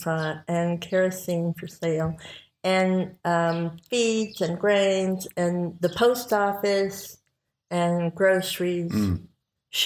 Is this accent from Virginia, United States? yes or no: no; Daylight, Tennessee, United States; also born or lived in Texas; My family lived in Texas until I was 5 years old. And then we moved to Tennessee